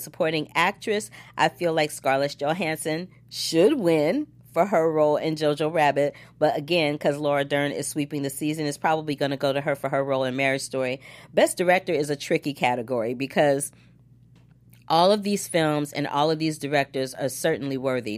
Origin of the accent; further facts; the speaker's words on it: St. Louis, Missouri, United States; my hometown, Saint Louis, Missouri